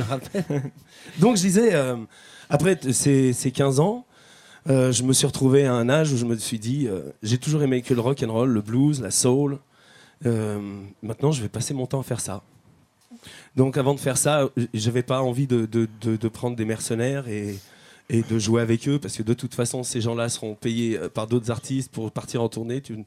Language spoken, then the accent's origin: French; Chambéry, Auvergne-Rhône-Alpes, France; moved away; also born or lived in Paris; moi je suis de Chambéry